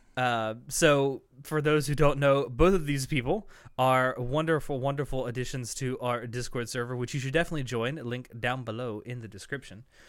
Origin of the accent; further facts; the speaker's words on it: American South, United States; accent: Southern American; a American accent with a Southern, like, draw to it